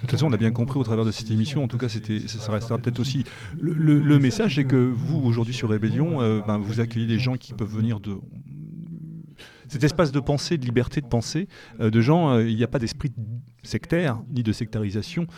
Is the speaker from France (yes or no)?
yes; France; en tant que Français, en tout cas Européens de l'Ouest